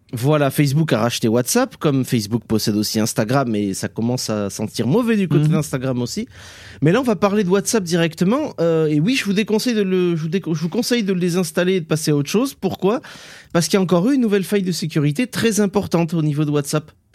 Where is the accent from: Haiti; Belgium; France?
France; south-west France; accent: Sud-Ouest; mon accent du Sud-Ouest